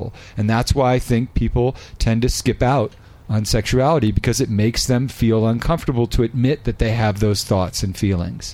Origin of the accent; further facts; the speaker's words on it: Northern California, United States; We grew up in Northern California.